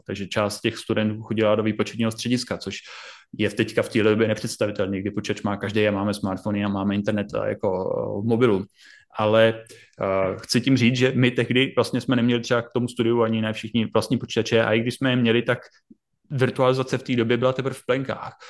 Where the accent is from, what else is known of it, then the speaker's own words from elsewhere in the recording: Brno, South Moravian Region, Czechia; u nás v Brně Masarykova univerzita